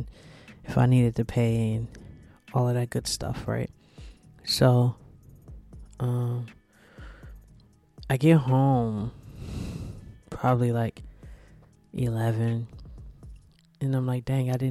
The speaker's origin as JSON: {"language": "English", "region": "New Jersey", "country": "United States", "said": "I'm from New Jersey"}